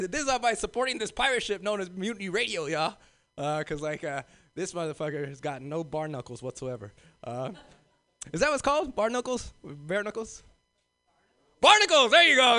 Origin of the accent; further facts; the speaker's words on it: Los Angeles, California, United States; moved away as an adult; now in North Bay, United States; I'm originally from South Central